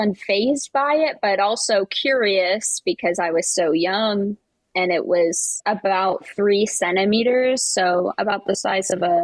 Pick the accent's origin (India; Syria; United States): United States; East Coast; I am from the East Coast